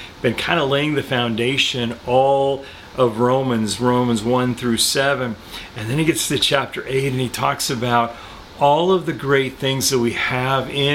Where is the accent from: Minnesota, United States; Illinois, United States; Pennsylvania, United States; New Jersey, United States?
Illinois, United States; Chicago; We're from Chicago